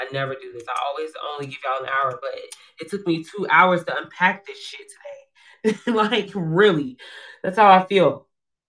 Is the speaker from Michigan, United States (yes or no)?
no; Georgia, United States; I'm from Georgia. Georgia, baby. Where you from? Georgia. I'm just kidding. It's Georgia. I'm a peach. I'm a peach.